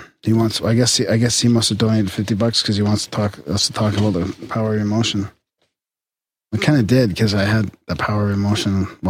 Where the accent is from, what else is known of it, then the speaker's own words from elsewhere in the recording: North Carolina, United States; I'm from North Carolina, and for some reason we met early and stayed together for our entire college time.